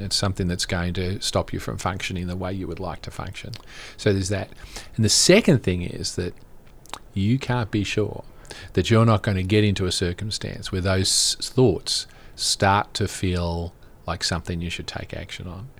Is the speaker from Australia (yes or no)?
yes; Australia; moved away; I'm originally from Australia